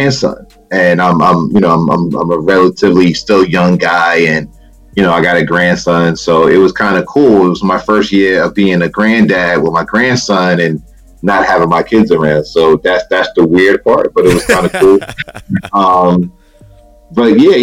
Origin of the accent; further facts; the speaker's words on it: New York, United States; I grew up in New York.